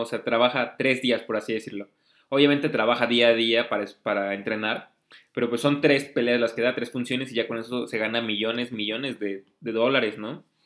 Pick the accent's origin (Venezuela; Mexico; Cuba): Mexico